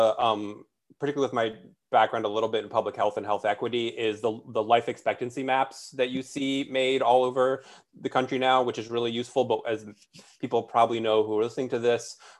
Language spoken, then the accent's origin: English; Alexandria, Virginia, United States; moved away as an adult; now in Richmond, United States; I'm from Alexandria. So I went to what was called T.C. Williams High School